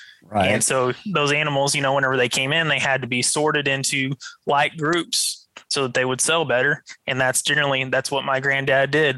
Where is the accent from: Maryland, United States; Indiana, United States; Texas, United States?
Texas, United States; Canyon; I grew up in Canyon, as you said. You know, I went to the high school there